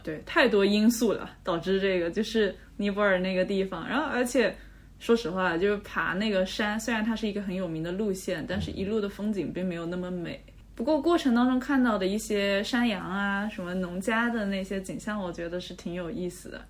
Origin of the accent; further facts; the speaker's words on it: Zhejiang, China; 因为我老家是浙江那边